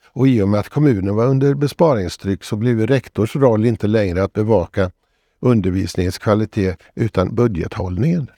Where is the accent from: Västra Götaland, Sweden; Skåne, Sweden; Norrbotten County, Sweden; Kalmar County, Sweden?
Västra Götaland, Sweden; Borås; Jag växte upp i Borås